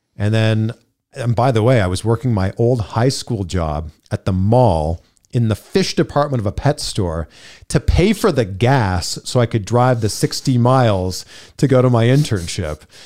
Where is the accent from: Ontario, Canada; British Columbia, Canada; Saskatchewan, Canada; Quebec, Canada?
Ontario, Canada; Pickering; born or raised there; moved away as an adult; now in Los Angeles, United States